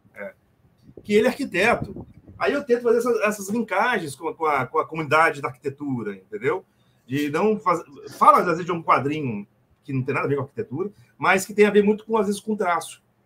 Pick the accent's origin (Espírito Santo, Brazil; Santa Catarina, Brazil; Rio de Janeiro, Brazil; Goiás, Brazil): Espírito Santo, Brazil; Vitória; Eu sou do Espírito Santo, sou de Vitória. Sou capixaba.